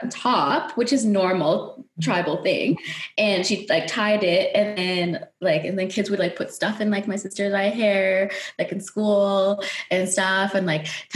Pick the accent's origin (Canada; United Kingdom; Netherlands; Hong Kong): Netherlands; moved away; growing up in Holland